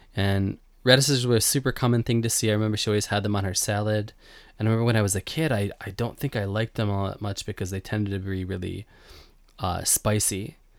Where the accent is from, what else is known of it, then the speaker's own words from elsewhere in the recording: Buffalo, New York, United States; moved away as an adult; now in Japan; I grew up in Buffalo